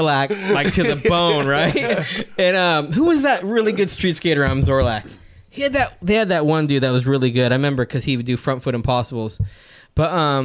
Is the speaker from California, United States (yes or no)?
yes; Fontana, California, United States; also born or lived in West Covina, California / San Dimas, California; growing up skating in Fontana